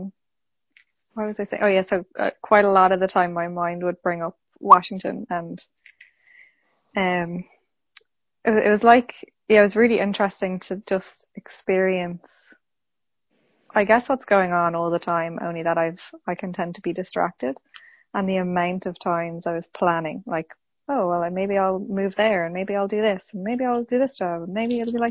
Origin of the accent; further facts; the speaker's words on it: Dublin, Leinster, Ireland; Dublin in Ireland.